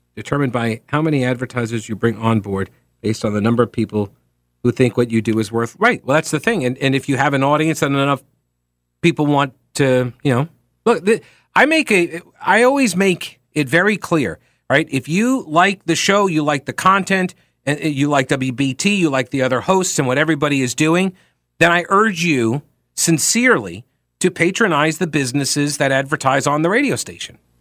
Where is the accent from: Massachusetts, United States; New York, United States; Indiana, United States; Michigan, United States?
New York, United States; Long Island; moved away; I come from New York, where every single city has its, or uh, in on Long Island